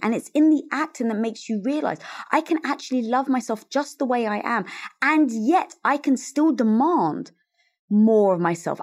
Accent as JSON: {"language": "English", "region": "London", "country": "United Kingdom", "tie": "born or raised there", "moved": "as an adult", "lives_now": "Los Angeles, United States", "said": "growing up, Greek Orthodox in North London"}